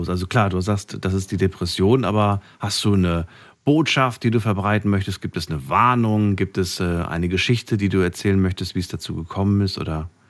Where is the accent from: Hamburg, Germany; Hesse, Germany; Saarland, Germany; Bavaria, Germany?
Hesse, Germany; Frankfurt; Ich komme aus Frankfurt. Was soll ich denn sagen?